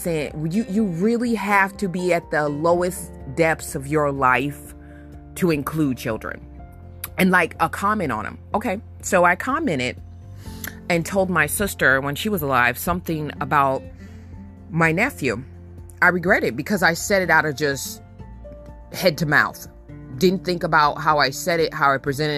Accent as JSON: {"language": "English", "country": "United States", "tie": "born or raised there", "also_born_or_lived": "Sacramento, California / Benton Harbor, Michigan", "said": "I grew up in Sacramento and then I grew up in Benton Harbor, Michigan"}